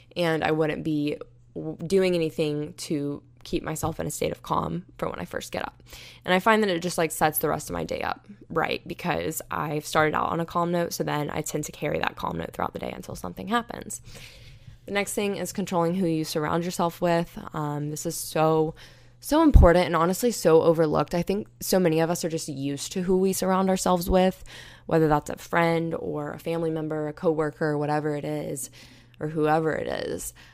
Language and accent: English; United States; moved away as an adult; when Hurricane Michael hit my hometown